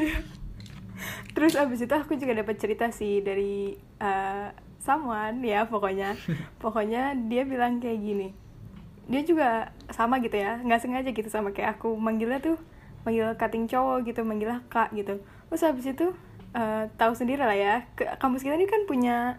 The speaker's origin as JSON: {"language": "Indonesian", "region": "Jakarta", "country": "Indonesia", "moved": "as an adult", "lives_now": "Jambi, Indonesia", "said": "aku aku kan ini dari Jakarta"}